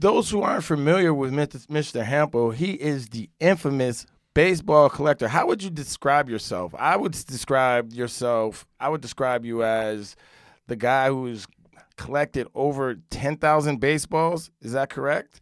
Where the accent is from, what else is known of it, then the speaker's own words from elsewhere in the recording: Rockland County, New York, United States; I grew up in Rockland County, across the G W, about probably thirty-five minutes